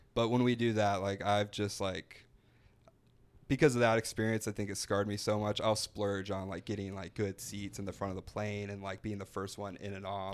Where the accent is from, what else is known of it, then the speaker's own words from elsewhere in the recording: Florida, United States; I'm from an hour north of here